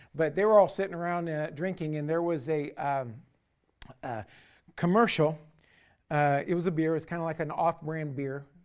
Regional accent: United States; as an American citizen

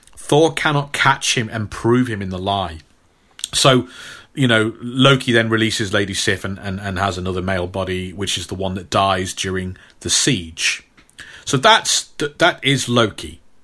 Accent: Stafford, West Midlands, United Kingdom; my hometown, uh, here, Stafford

